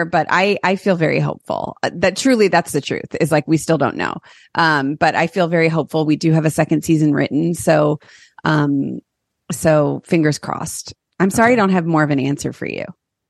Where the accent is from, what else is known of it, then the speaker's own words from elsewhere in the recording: Chagrin Falls, Ohio, United States; I went to Orange. I'm from like Chagrin Falls area.